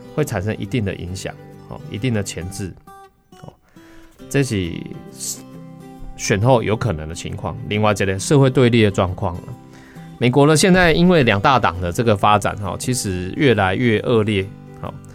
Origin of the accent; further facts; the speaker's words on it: Taiwan; 我们台湾人